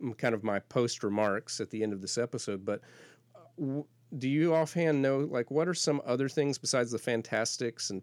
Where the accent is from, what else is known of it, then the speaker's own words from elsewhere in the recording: Florida Panhandle, United States; moved away; I grew up in the Panhandle of Florida